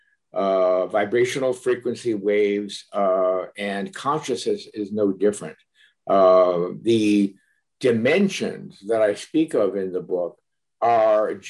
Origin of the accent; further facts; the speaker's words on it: Cleveland, Ohio, United States; as a child growing up in Cleveland, Ohio, my family attended many funerals